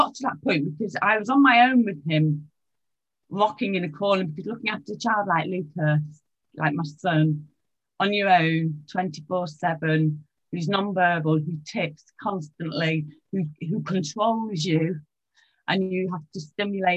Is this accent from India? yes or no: no; England, United Kingdom; I'm from England